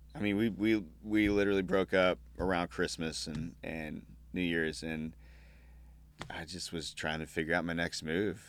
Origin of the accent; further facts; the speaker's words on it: Artesia, New Mexico, United States; I grew up in New Mexico, born and raised in New Mexico, um, southeastern part, town of ten thousand people, I guess, called Artesia